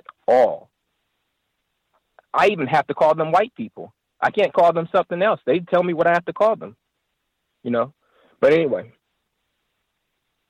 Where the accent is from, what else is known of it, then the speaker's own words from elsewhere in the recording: United States; I am an American